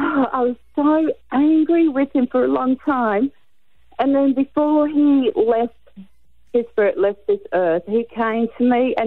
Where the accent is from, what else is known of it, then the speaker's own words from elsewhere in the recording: Gold Coast, Queensland, Australia; I come from the Gold Coast.